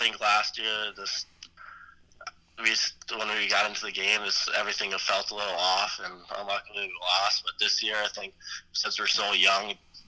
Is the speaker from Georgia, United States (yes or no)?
no; Minnesota, United States; growing up in Minnesota